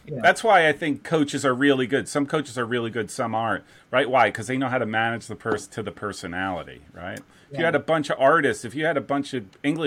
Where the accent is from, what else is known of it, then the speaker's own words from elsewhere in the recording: New Jersey, United States; moved away; New Jersey